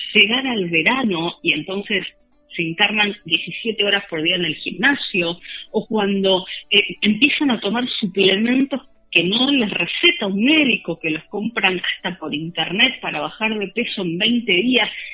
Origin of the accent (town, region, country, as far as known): Argentina